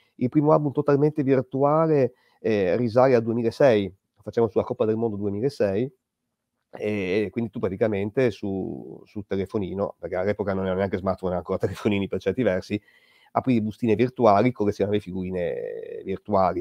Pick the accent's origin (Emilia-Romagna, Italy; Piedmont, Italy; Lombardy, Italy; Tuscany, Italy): Emilia-Romagna, Italy; Bologna; io sono cresciuto a Bologna